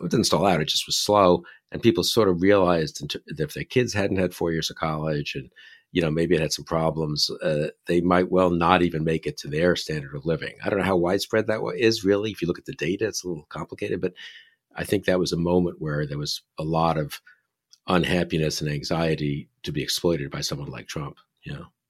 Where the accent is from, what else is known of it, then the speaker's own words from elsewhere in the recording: New York, United States; I'm from New York